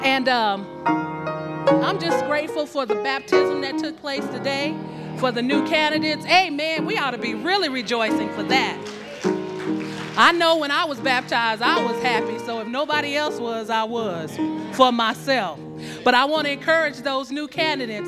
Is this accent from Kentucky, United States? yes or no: no; Phoenix, Arizona, United States; moved away; I'm from Phoenix, Arizona. That's my hometown